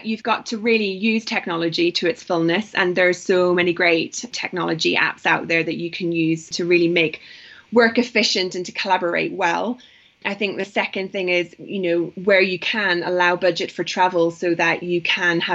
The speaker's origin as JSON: {"language": "English", "region": "Northern Ireland", "country": "United Kingdom", "also_born_or_lived": "London", "moved": "yes", "lives_now": "Nairobi, Kenya", "said": "I'm from Northern Ireland"}